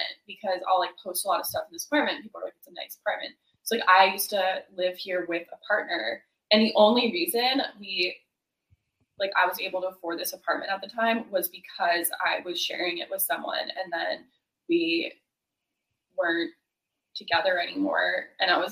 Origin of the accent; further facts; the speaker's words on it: near Quebec, Eastern Canada, Canada; now in California, United States; I'm from Canada, and we do not learn Spanish in Canada. We learn French. So, and I'm from the eastern part of Canada, really close to Quebec, where it's totally French speaking. And I grew up like taking school, like being in French school.